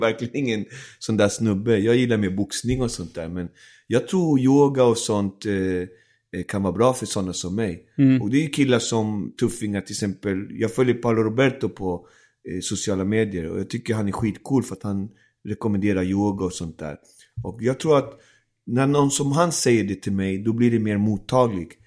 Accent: Alby, Stockholm County, Sweden; also born or lived in Isla Margarita, Venezuela; växte jag upp i Alby där mm. många andra barn hade samma situation.

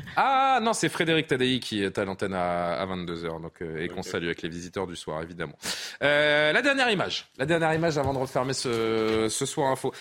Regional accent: France; chez nous en France

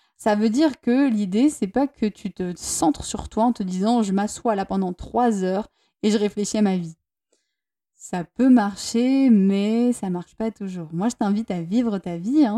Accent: Toulouse, Occitania, France; moved away as an adult; now in Basque Country, France; je viens de Toulouse à la base et que euh, en ce moment avec mon partenaire, on est au Pays Basque

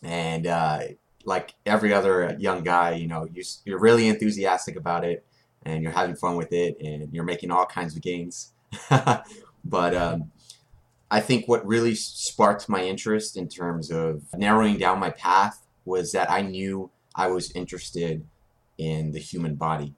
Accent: Corpus Christi, Texas, United States; A&M Corpus, my hometown

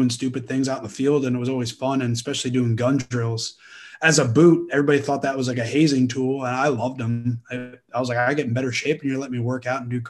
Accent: Rutherford, New Jersey, United States; I grew up in New Jersey, Rutherford, New Jersey, in the Meadowlands, right outside of New York City

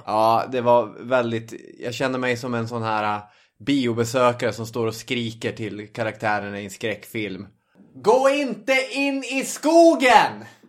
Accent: inland Norrbotten, Norrbotten County, Sweden; i Norrbottens inland där jag kommer ifrån finns inga högmossar

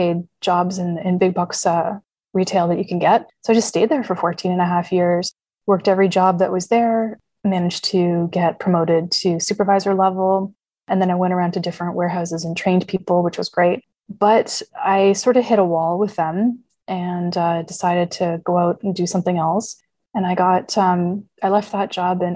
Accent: Canada; growing up in Canada

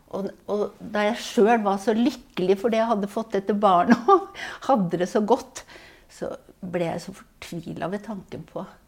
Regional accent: Levanger, Trøndelag, Norway; also born or lived in Tromsø; bodde jeg i Trondheim i fem år. Og så flytta vi til Levanger

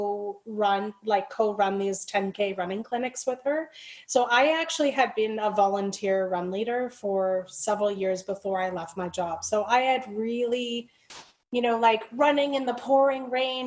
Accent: Liverpool, North West England, United Kingdom; moved away; I'm from the UK as well. I was born in Liverpool

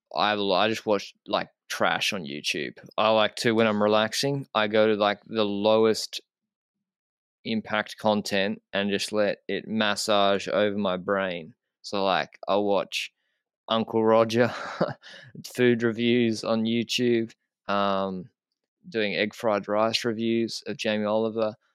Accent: Australia; moved away as an adult; now in Andorra; as an Australian

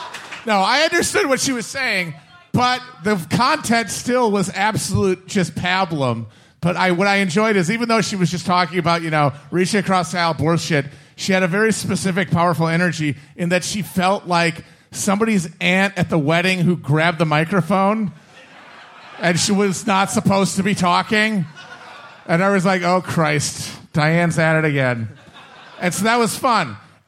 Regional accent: Wisconsin, United States; as a Midwesterner

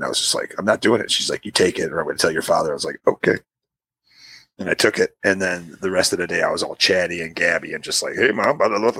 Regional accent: United Kingdom; I am British

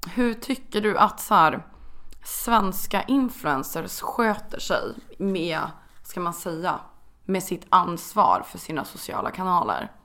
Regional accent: Östersund, Jämtland, Sweden; jag är från Östersund, det är väldigt fin natur

